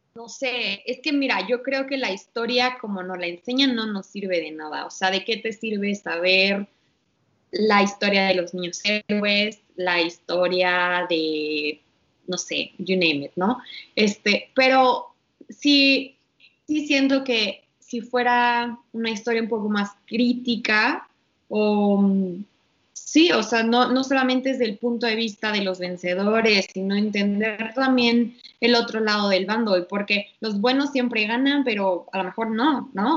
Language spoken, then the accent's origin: Spanish; Mexico